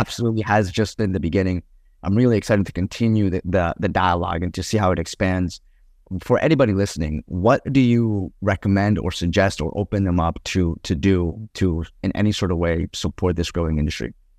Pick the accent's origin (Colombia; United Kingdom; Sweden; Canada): Colombia; I come from Colombia